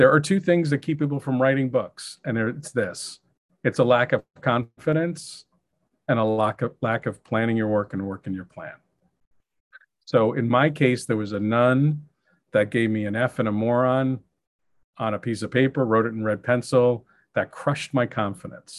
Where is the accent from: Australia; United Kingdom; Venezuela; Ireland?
Ireland; being Irish